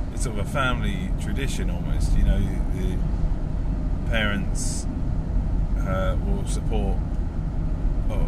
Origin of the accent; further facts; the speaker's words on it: England, United Kingdom; there's no team where I'm from, but I am from England